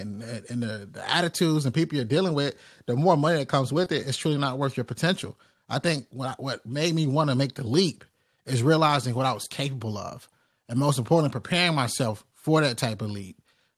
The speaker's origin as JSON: {"language": "English", "town": "Rocky Mount", "region": "North Carolina", "country": "United States", "said": "Like when I come from Rocky Mount, North Carolina"}